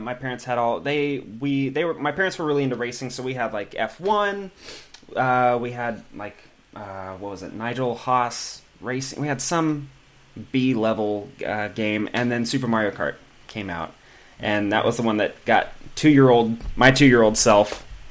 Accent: Pacific Grove, California, United States; now in Los Angeles, United States; I'm from a town about five hours north, um, like Pacific Grove

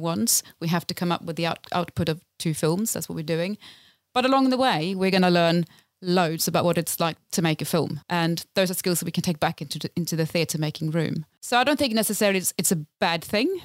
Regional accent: Lapland, Sweden; moved away as an adult; now in London, United Kingdom; so I am originally from Sweden, from Lapland in Sweden. Grew up in a very remote town, far above the Arctic Circle

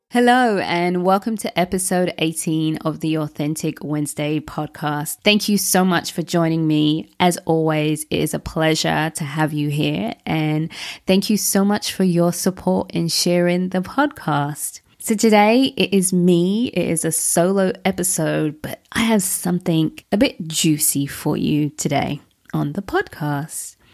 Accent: London, United Kingdom; That's what I was brought up around in London.

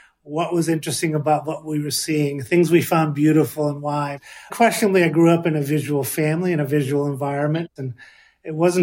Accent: Los Angeles, California, United States; Growing up in Los Angeles in the 60s, those are my sort of teenage years and early high school years in the early 70s

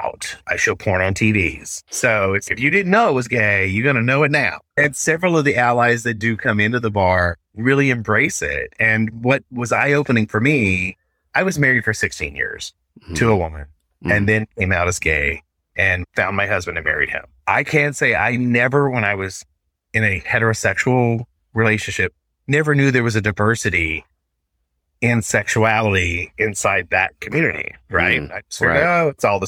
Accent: Arkansas, United States; now in Seattle, United States; I love my home state, but I will never live there again

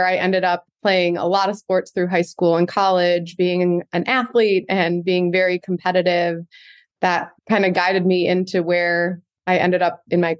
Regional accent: Ypsilanti, Michigan, United States; I grew up in Michigan in a little city called Ypsilanti, which is right outside of Ann Arbor. I am one of five kids.

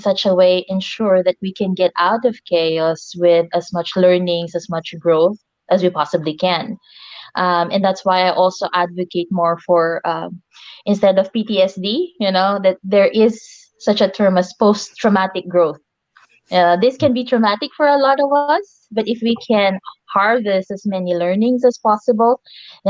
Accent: Philippines; moved away; I'm originally from the Philippines

